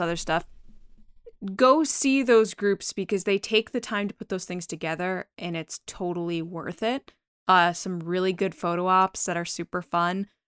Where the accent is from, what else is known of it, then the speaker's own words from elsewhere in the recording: Connecticut, United States; I'm from Connecticut